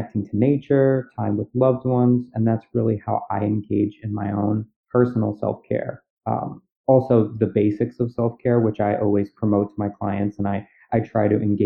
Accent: New York City, New York, United States; I'm from Staten Island, I live on Staten Island

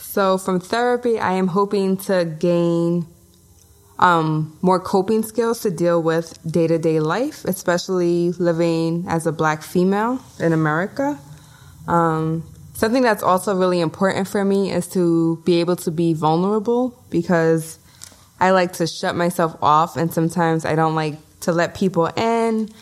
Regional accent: New York City, New York, United States; moved away as an adult; now in New Jersey, United States; I am Brooklyn born and raised, Bushwick to be specific

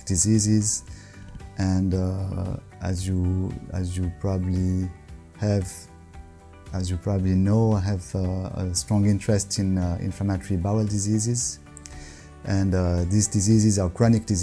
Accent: Morges, Vaud, Switzerland; also born or lived in Lausanne; I'm from Switzerland. I was born around here in Lausanne, actually. And I grew up in Morges, the city of Morges, which is between Lausanne and Geneva.

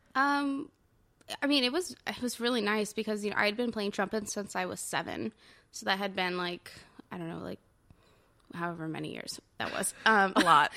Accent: Orange County, Southern California, United States; now in Brooklyn, New York, United States; I'm originally from Southern California, the O C, just south of L

